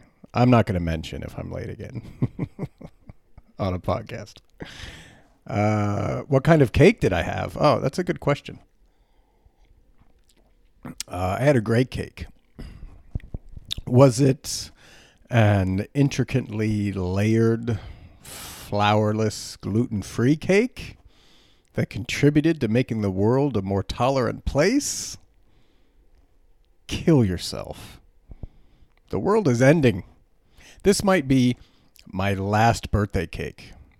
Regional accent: Germany; But I grew up in Germany, and I grew up mostly around Americans, but I was in Europe, and my parents had a lot of German friends

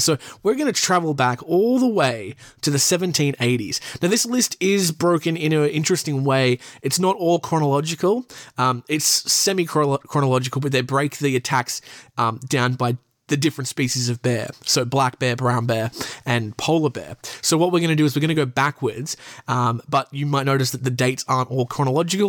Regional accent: Australia; I'm from Australia where you need a license to pretty much do everything

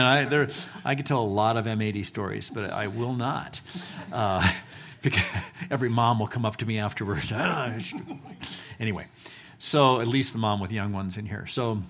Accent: Eagle, Idaho, United States; also born or lived in San Antonio, United States; So I grew up actually in Eagle, Idaho, before it was cool. And we lived on a 10-acre plot up there on North Eagle Road, and moved from Winnetkin, from San Antonio, from different places, but was here from the third grade on.

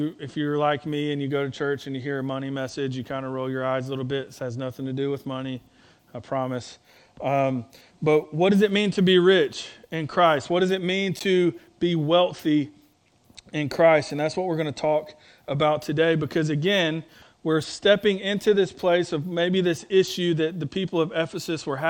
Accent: North Alabama, United States; I'm from North Alabama

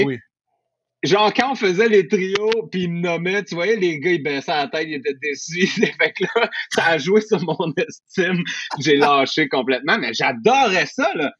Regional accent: Montreal, Quebec, Canada; moi, je viens de Rivière-des-Prairies, milieu relativement pauvre dans ce coin-là

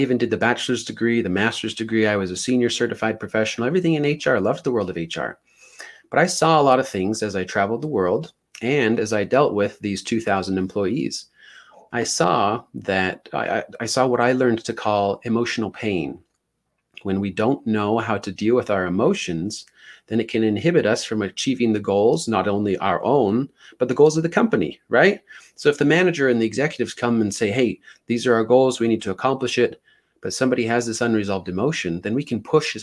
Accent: Ogden, Utah, United States; I'm from Utah, but by Ogden, it's about 30 minutes north of Salt Lake

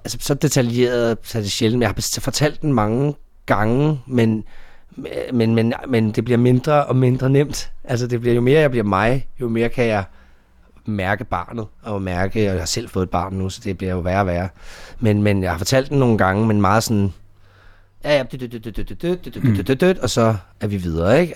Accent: Denmark; also born or lived in Dallas; jeg var fra Danmark

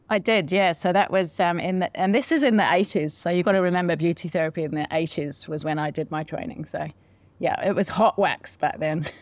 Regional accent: Solihull, West Midlands, United Kingdom; now in New Zealand; In a place called Solihull, just in the West Midlands

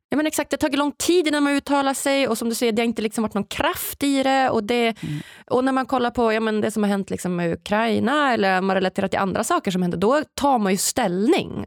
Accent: Norrland, Sweden; Jag som är född och uppvuxen i Sverige

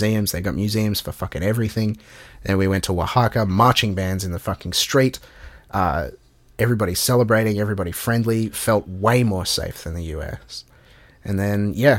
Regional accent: Melbourne, Victoria, Australia; where are you from? And we're like, Melbourne

